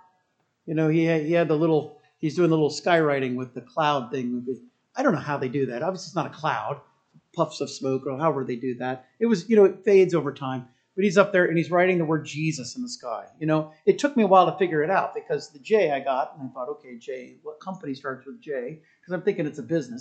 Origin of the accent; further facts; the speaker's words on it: United States; As an American